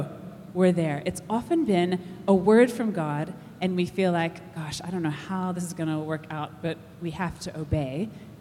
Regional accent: United States; moved away as an adult; also born or lived in Texas / United Kingdom / Pietermaritzburg, South Africa; now in Durban, South Africa; we moved out from the States when I was 20, and then we haven't lived there since.

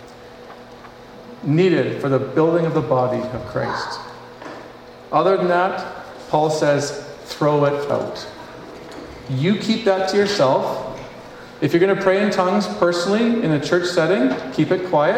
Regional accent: Northwest Territories, Canada; I was born in the Northwest Territories

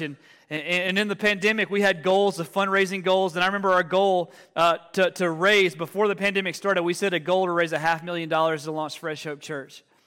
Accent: Alabama, United States; moved away as an adult; now in Denver, United States; we're originally from, from Alabama. Uh, and we moved to the Denver Metro about four years ago

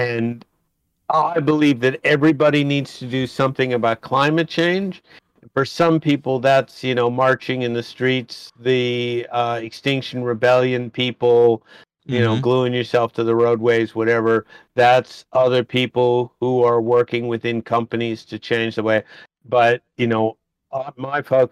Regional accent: United States; accent: American; moved away as an adult; now in Australia; You may have noticed from the accent, I am an American, but I've lived here in Australia for 30 years

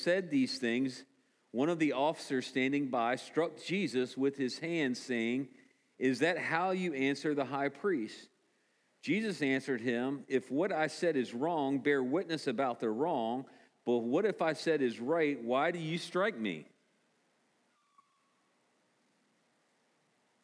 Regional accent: United States; as good American people

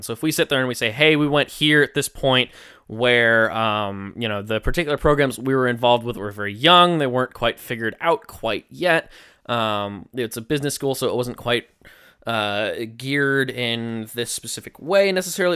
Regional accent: Long Island, New York, United States; did you know I'm from Long Island? I'm on Long Island, guys.

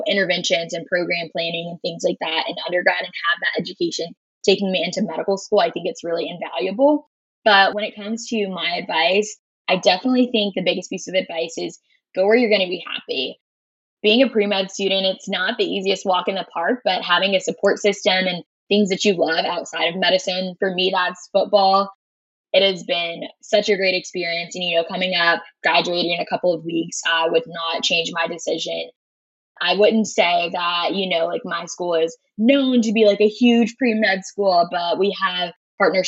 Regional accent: Florence, South Carolina, United States; Born and raised in South Carolina, originally from Florence, South Carolina

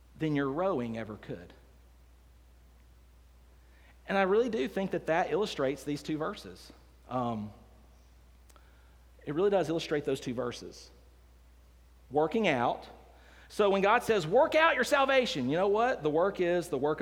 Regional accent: Decatur, Alabama, United States; I grew up here in Decatur, Alabama. I was born and raised here

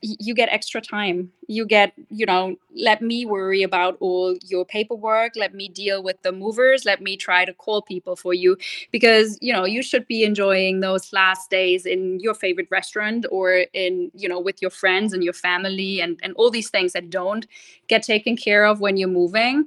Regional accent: Germany; moved away as an adult; also born or lived in London / Australia; now in Orlando, United States; I grew up in Germany and, funny enough, lived for 19 years in the same house.

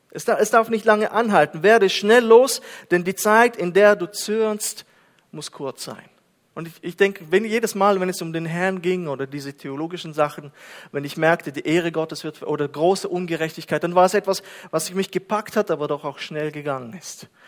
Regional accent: Kazakhstan; German is a second language; Und Kasachstan, und Kasachstan, dort bin ich aufgewachsen, ist auf 122.

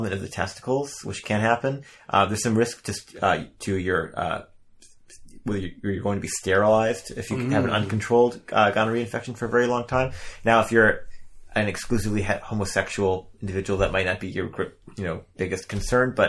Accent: Midwest, United States; accent: Midwestern; my Midwestern accent

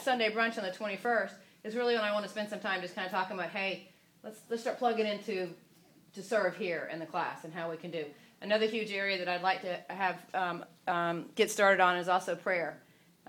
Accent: the South, United States; I'm from the South

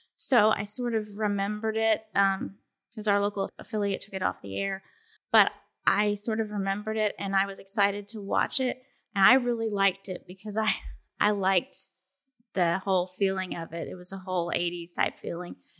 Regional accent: Cleveland, Tennessee, United States; Cleveland, Tennessee. That's just outside of Chattanooga

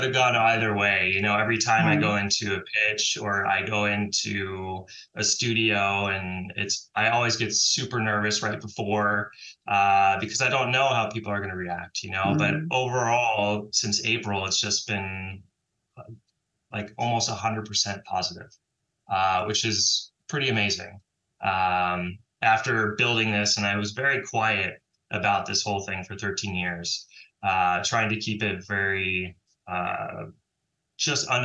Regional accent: San Francisco, California, United States; I grew up and was born and raised in San Francisco, and trained at the San Francisco Ballet

